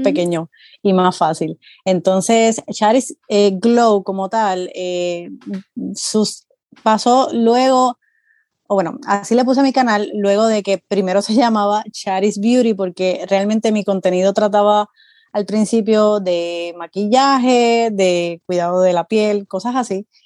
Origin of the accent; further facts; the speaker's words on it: Puerto Rico; moved away as an adult; now in Florida, United States; soy de Puerto Rico, llevo viviendo aquí en Florida aproximadamente 6 años, pero como tal en Estados Unidos llevo viviendo 10 años